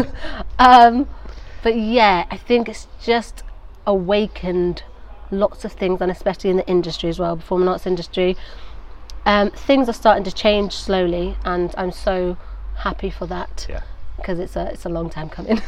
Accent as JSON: {"language": "English", "town": "Nantwich", "region": "North West England", "country": "United Kingdom", "tie": "born or raised there", "moved": "as an adult", "lives_now": "London, United Kingdom", "said": "I grew up in Nantwich for yeah. 19 years before moving to London"}